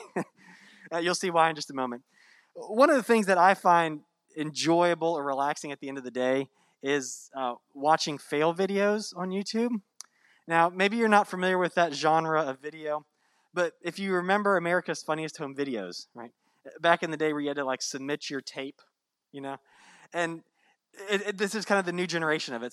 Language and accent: English; Virginia, United States; now in Florida, United States; I grew up in Virginia